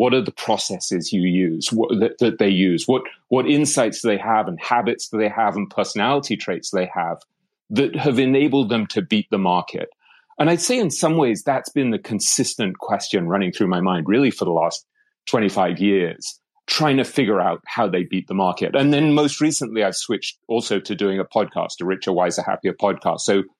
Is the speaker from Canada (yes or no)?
no; England, United Kingdom; accent: English; So I grew up in England, as you might be able to tell from the accent.